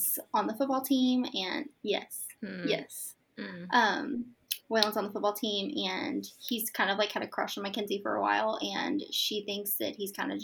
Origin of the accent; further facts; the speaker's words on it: Florida, United States; I'm from Florida, and I'm a mom to three